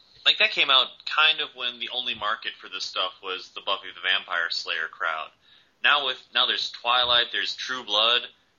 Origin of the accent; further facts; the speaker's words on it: Illinois, United States; I'm from Illinois. I live about an hour away from Chicago.